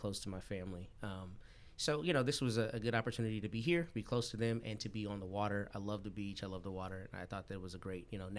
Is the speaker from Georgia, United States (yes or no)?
no; Austin, Texas, United States; moved away as an adult; also born or lived in Washington, D.C. / Toledo, Ohio; now in Corpus Christi, United States; my parents went to Texas, and they met as undergrads, graduated, got married, stayed in Austin. So my sister and I were both born and raised there in Austin.